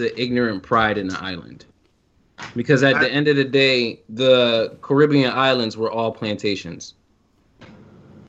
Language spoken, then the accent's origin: English; United States; but I was born and raised in America